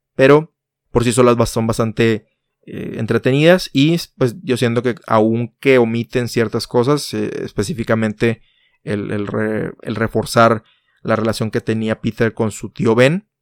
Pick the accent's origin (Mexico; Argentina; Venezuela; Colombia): Mexico; en mi país México